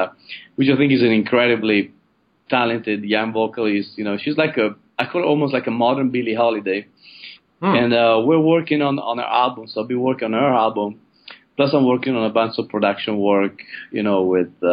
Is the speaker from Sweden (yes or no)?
no; Padua, Veneto, Italy; moved away; my hometown, Padova, in Italy